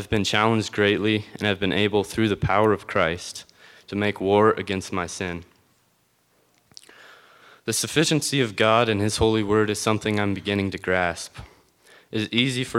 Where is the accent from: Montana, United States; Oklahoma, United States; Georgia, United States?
Montana, United States; Conrad; I was born and raised in Conrad, Montana.